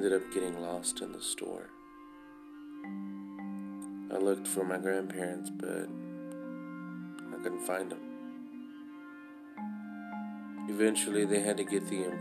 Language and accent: English; Texas, United States; But I grew up in Texas